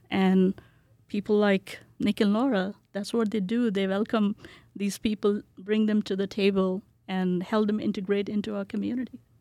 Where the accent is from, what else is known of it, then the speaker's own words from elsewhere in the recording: Kolkata, West Bengal, India; moved away as an adult; also born or lived in Bihar, India / New Jersey, United States; now in Boise, United States; When I was growing up in India, I grew up in Calcutta